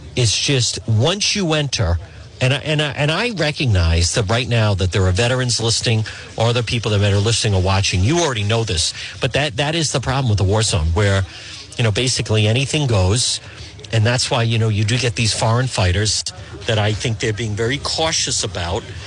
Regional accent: United States; I'm an American. I am.

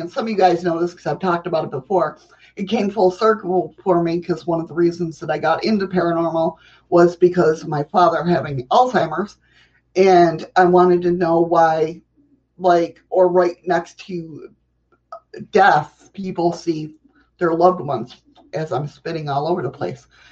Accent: New York, United States; I'm a New Yorker

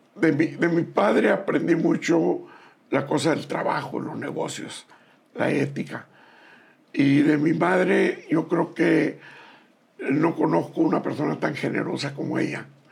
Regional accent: Bacayopa, Sinaloa, Mexico; also born or lived in Guasave, Sinaloa; Soy en Bacayopa, en el estado de Sinaloa

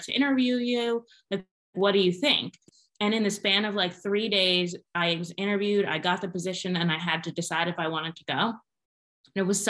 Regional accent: Pennsylvania, United States; moved away as an adult; Born and raised in Pennsylvania, so lucky to be back working in my home state

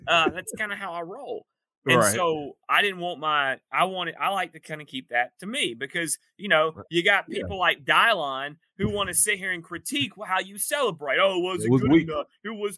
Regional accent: East Point, Georgia, United States; A Georgia man. I'm an Atlanta man. I was born in East Point, ATL-ian

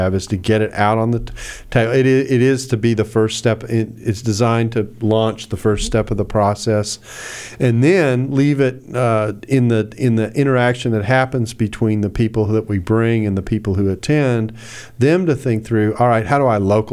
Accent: the South, United States; I'm from the South

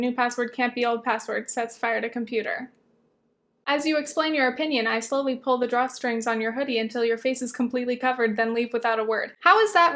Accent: near Southern California beach towns, United States; I grew up near Southern California beach towns

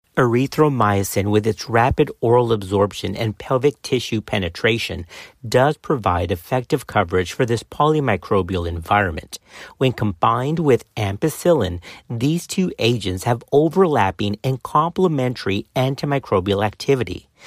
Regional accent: Texas, United States; Baylor College of Medicine here in Texas. So it's a shout-out to my home state

